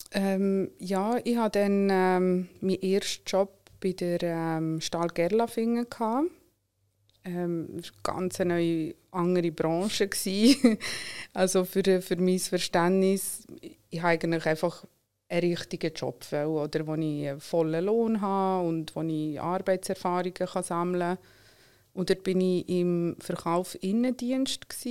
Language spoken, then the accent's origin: German; Solothurn, Switzerland; German is a second language; moved away as an adult; now in Zurich, Switzerland; bin in Solothurn aufgewachsen, wohne aber schon lange in Zürich